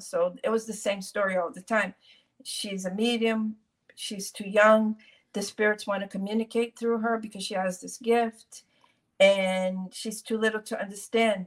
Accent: Brazil; I was born in Brazil

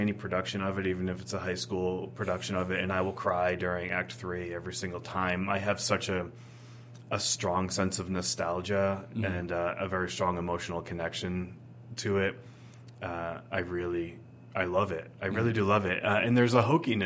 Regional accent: Keene, New Hampshire, United States; moved away as an adult; also born or lived in Nashua, New Hampshire; Keene, New Hampshire is my actual hometown

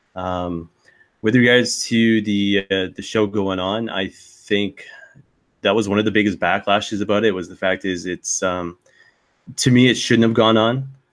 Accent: Saint John, New Brunswick, Canada; my hometown of St. John, New Brunswick

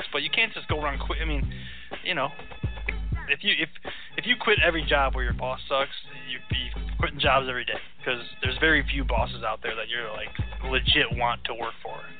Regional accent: Las Vegas, Nevada, United States; So I'm Vegas. I'm from Vegas, and I'm good with a shank.

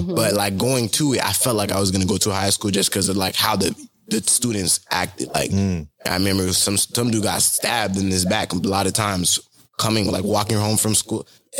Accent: Florida, United States; also born or lived in Philadelphia, Pennsylvania; I'm from Philadelphia, but I moved to Florida when I was maybe

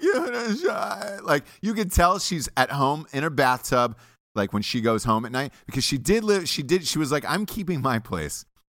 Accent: Atlanta, Georgia, United States; I'm from Atlanta

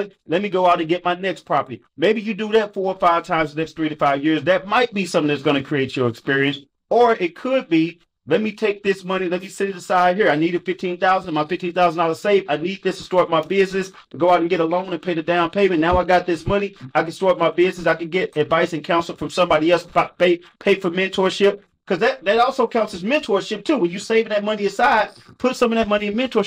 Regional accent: St. Louis, Missouri, United States; I'm from St. Louis

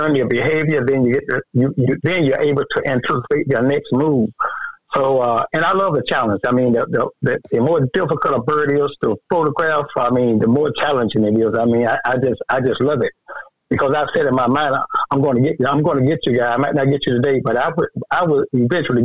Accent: South Georgia, United States; I'm representing the state of the South Georgia. I'm representing my hometown

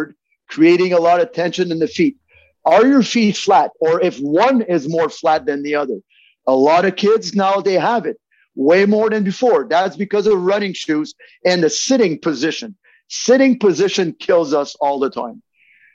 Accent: Montreal, Quebec, Canada; I'm French Canadian from Montreal.

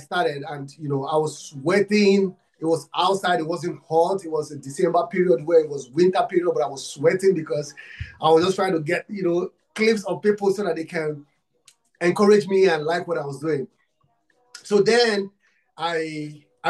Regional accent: Nigeria; I'm from Africa, Nigeria. I'm from Nigeria

